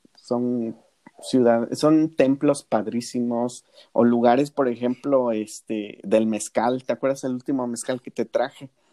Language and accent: Spanish; Santa Ana Yareni, Oaxaca, Mexico; somos de los valles centrales, de un poblado que se llama Santana Yareni